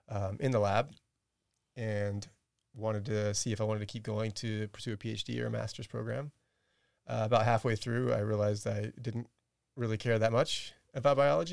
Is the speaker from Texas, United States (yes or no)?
yes; Bryan-College Station, Texas, United States; I grew up in Bryan College Station.